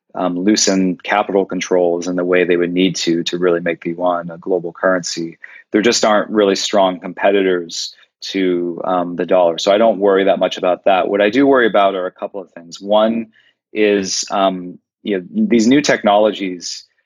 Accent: United States; as an American

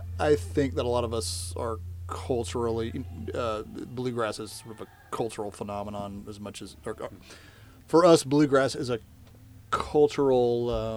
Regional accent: Nashville, Tennessee, United States; I grew up in Nashville.

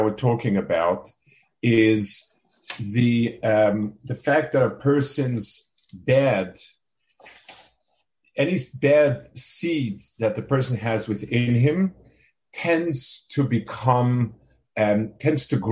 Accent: New York City, New York, United States; also born or lived in Jerusalem, Israel; now in Silver Spring, United States; I grew up in Lower East Side Manhattan

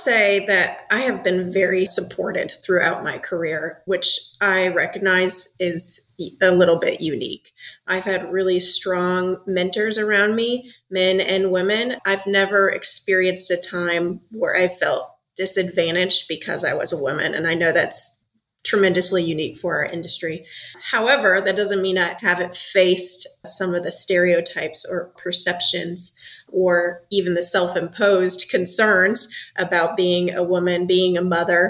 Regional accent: Matanuska Valley, Alaska, United States; moved away; originally from Alaska, a little town north of Anchorage in the Matanuska Valley.

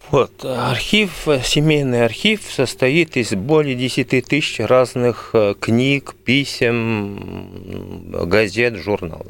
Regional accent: Belgium; moved away as an adult; now in Moscow, Russia; Я родился в Бельгии

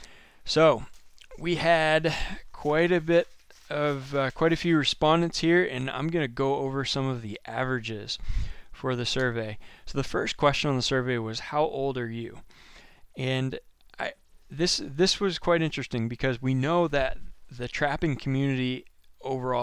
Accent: Maine, United States; I'm from Maine.

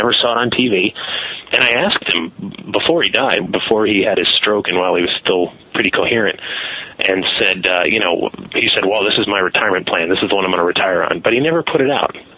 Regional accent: United States; I'm an American. I speak English and a little bit of a few other languages

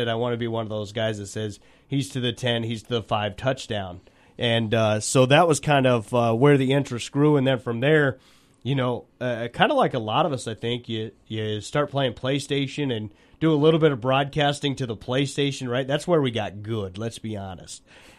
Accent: Nebraska, United States; I grew up in Nebraska.

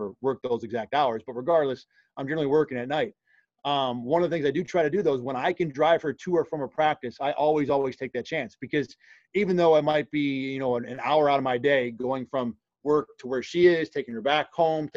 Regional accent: Rochester, New York, United States; also born or lived in Binghamton, New York; being from Rochester, to spend all but 1 year in my hometown

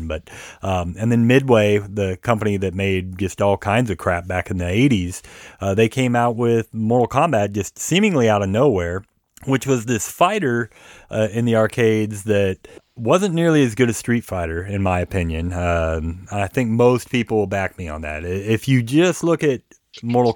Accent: Georgia, United States; also born or lived in Seattle, Washington; now in Arkansas/Oklahoma area, United States; I grew up in Georgia and Seattle before

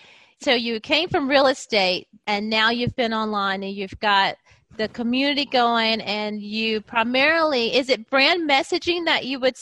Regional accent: United States; I'm from the United States and these things are done differently over here.

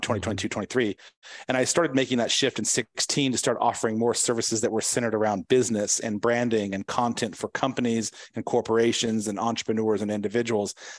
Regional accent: San Diego, California, United States; I'm from San Diego

